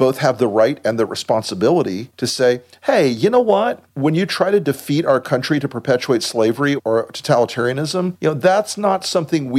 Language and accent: English; the South, United States; I am from the South